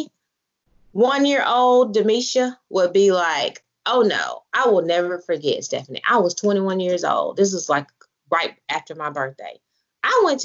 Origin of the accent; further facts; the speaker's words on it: Selma, Alabama, United States; I'm from Salem now, the heart of the black belt